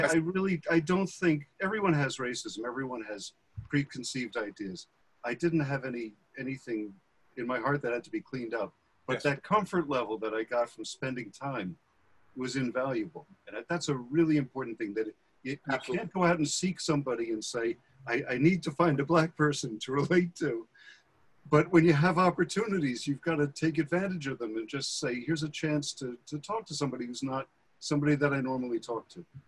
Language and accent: English; Bergenfield, New Jersey, United States; I grew up in Bergenfield